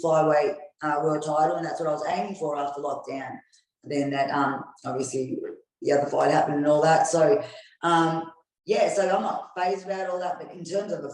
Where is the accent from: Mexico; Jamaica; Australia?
Australia; I'm Australian, born and raised in Australia